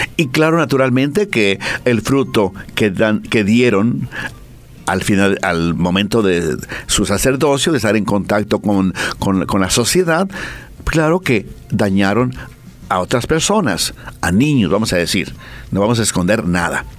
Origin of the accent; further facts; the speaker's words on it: Mexico; now in Bolivia; En mi tierra